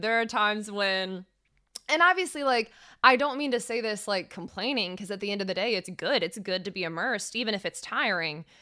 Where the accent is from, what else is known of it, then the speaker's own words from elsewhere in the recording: Fayetteville, Georgia, United States; I'm from an hour south. I'm from Fayetteville, Georgia.